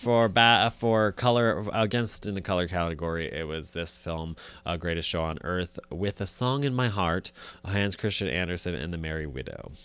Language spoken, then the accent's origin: English; United States; as an American